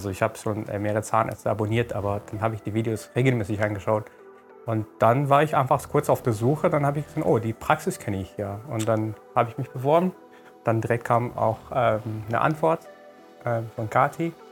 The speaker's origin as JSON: {"language": "German", "country": "Iran", "tie": "born or raised there", "moved": "as an adult", "lives_now": "Germany", "said": "ich komme aus dem Iran und dann, ich habe dort ähm, studiert einmal, also ich, ich bin dort in die Schule gegangen und so und dann habe ich dort Zahntechnik studiert"}